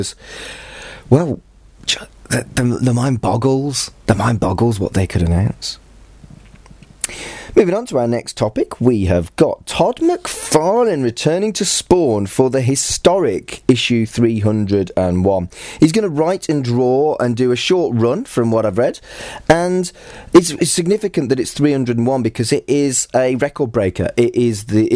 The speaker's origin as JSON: {"language": "English", "country": "United Kingdom", "said": "I'm British and I don't sound anything like the Queen"}